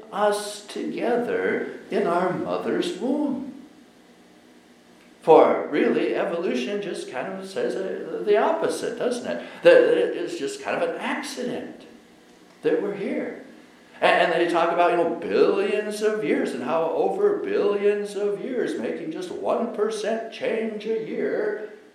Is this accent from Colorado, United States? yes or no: yes; Colorado, United States; I was growing up in Colorado